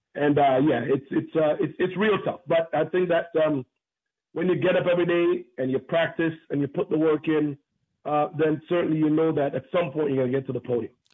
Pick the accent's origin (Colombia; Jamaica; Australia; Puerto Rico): Jamaica; also born or lived in Oakville, Ontario, Canada; now in Canada; growing up in Jamaica, uh, you know, been born in Jamaica, growing up in Oakville